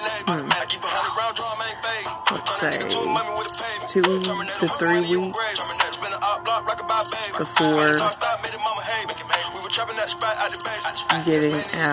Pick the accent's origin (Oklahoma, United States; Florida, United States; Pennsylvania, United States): Oklahoma, United States; Tulsa; I'm from Tulsa, Oklahoma